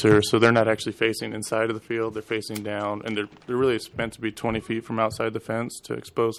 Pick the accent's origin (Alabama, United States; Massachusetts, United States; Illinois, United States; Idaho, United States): Idaho, United States; also born or lived in San Diego; now in Alaska, United States; Originally, I'm from Idaho. The previous 3 years, I've been here in Alaska. And before that, Alaska, I was in San Diego.